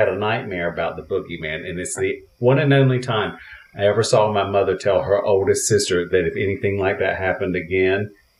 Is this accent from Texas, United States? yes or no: no; Cove City, North Carolina, United States; now in Los Angeles, United States; you can go to my hometown.